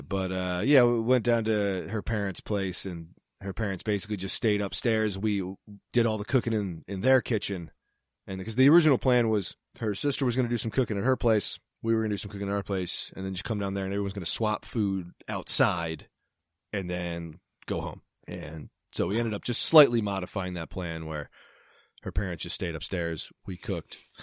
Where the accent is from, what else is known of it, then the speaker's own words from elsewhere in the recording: East Coast, United States; moved away; I'm from the East Coast